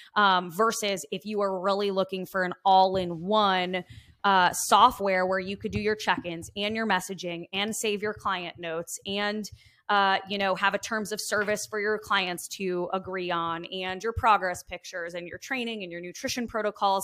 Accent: Long Island, New York, United States; I am coming from Long Island, New York, born and raised

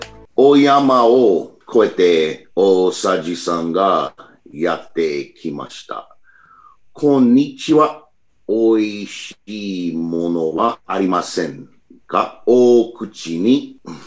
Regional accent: New York City, New York, United States; Japanese is a second language; now in Albany, United States; 今オールブニーに住んでいますそして、うん、子供の時ニューヨークシティの出身です

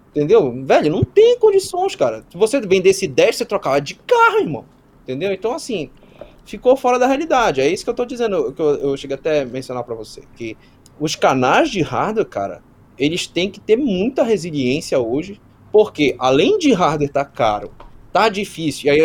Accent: Belém, Pará, Brazil; até me perguntaram aqui se eu sou do Pará, eu sou, sou do Pará, sou de Belém mesmo.

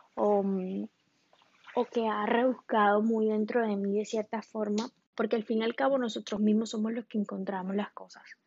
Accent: Colombia; now in Miami, United States; yo soy colombiana, en este momento vivo en Miami

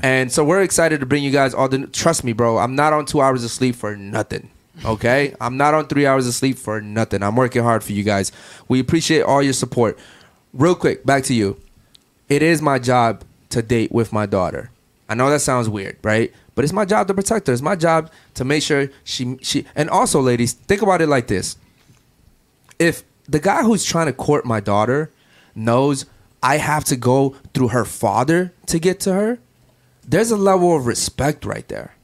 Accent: Baltimore, Maryland, United States; now in Miami, United States; Baltimore, which is where I'm from

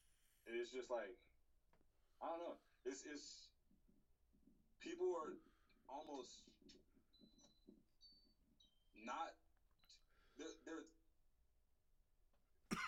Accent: Seattle, Washington, United States; I'm from South Seattle

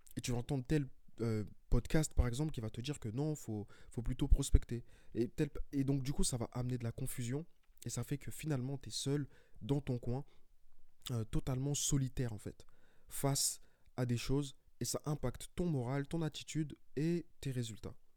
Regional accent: Paris, Île-de-France, France; je suis de Paris.

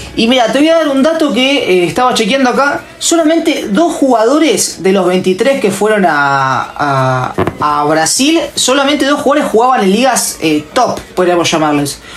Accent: Argentina; como cualquier argentino normal

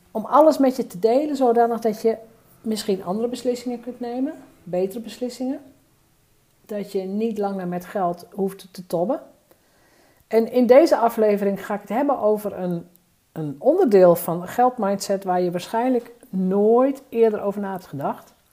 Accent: Drenthe, Netherlands; moved away; En daar ben ik als Drents meisje groot geworden. Wat ze natuurlijk altijd zeggen, je kunt het meisje wel uit Drenthe halen, maar je kunt Drenthe niet uit het meisje halen.

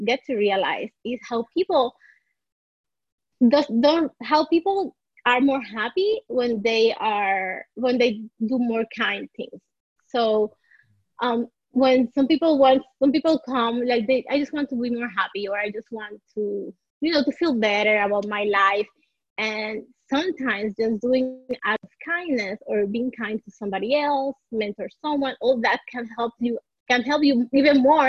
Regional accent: Puerto Rico; now in Miami, United States; I'm born and raised in Puerto Rico, so I am part of the minority here. And I moved to Miami

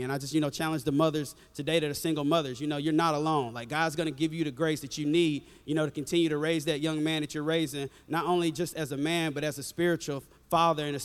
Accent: an hour from Tuscaloosa, the South, United States; we're from the South. We kind of don't go to anybody else's church. You kind of just go to your church, you know. So my hometown is only an hour from here

